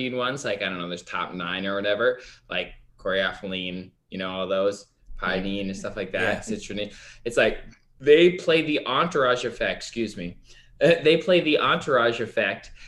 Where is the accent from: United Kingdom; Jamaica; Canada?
Canada; I am Canadian.